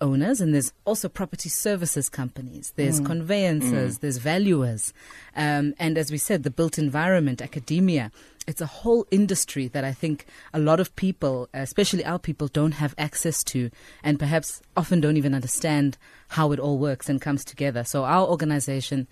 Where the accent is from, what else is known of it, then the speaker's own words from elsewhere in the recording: Johannesburg, Gauteng, South Africa; I'm a Gauteng Joburg native. I was born in the CBD